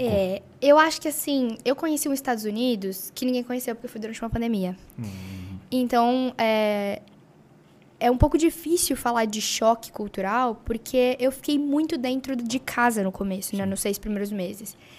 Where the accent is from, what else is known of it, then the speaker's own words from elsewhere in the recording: Brazil; also born or lived in California; Eu sou brasileira